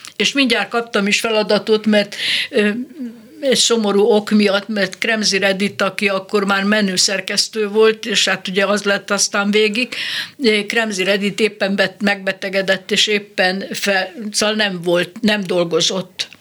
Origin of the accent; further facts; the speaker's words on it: Nagykanizsa, Zala, Hungary; moved away; also born or lived in Tab; Nagykanizsán születtem, de Tabon voltam gimnazista, meg ott, ott voltam ö, kamasz